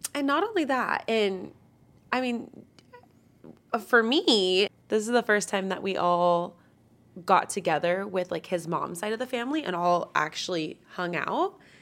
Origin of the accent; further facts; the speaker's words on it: Northern California, United States; I'm from Northern California, born and raised Northern California